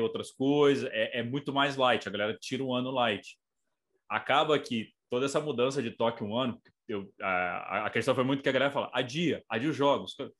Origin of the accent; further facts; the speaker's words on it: Brazil; sou brasileiro